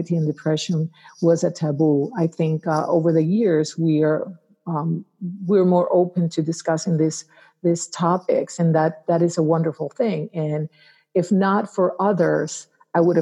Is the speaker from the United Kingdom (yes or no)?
no; Arecibo, Puerto Rico; now in Atlanta, United States; I am a native islander, grew up in Puerto Rico, born and raised in Arecibo, and I am an islander at heart.